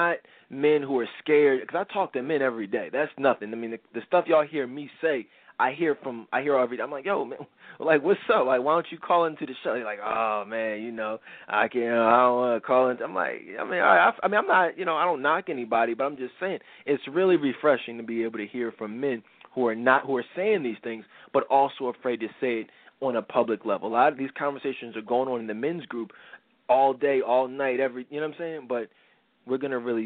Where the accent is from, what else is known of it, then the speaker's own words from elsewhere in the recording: Philadelphia, Pennsylvania, United States; I'm from the Philly area